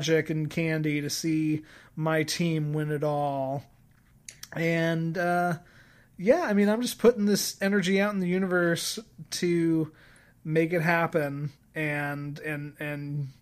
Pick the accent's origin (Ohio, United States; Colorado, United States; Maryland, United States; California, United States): Colorado, United States; I grew up in Colorado.